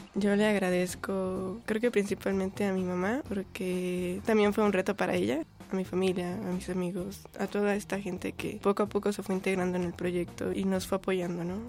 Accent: State of Mexico, Mexico; also born or lived in Tlatelolco, Mexico City; Yo nací en el Distrito Federal, pero toda mi vida he estado en el Estado de México.

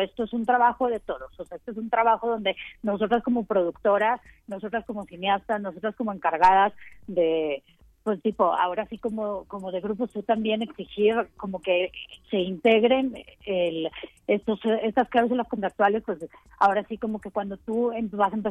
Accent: Mexico; en realidad no solamente somos mexicanas, o sea, hay gente aquí de Brasil, Venezuela, Colombia, Costa Rica, Francia

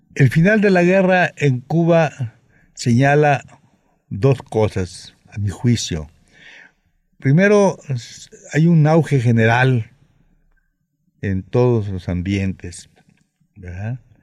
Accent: Mexico; allá sigo siendo el mexicano entre ellos

